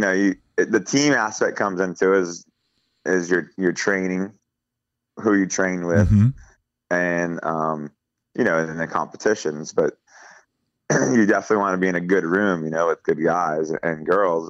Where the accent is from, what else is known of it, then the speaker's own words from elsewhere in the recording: Key West, Florida, United States; when I was a little kid growing up in Key West